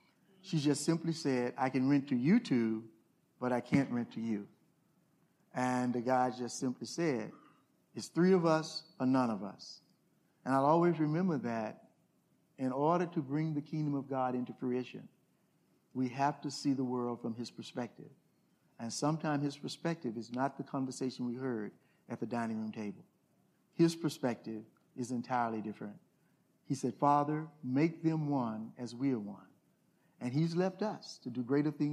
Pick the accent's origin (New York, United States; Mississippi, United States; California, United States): Mississippi, United States; Glen Allan; moved away; I'm this kid from Glen Allen, Mississippi